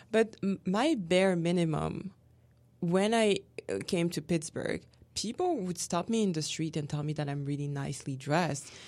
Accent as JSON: {"language": "English", "country": "France", "moved": "yes"}